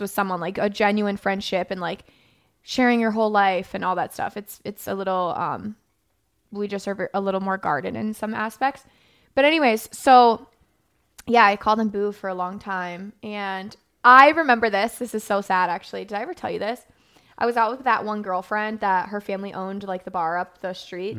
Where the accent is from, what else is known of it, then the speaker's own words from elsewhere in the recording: Florida, United States; I grew up in Florida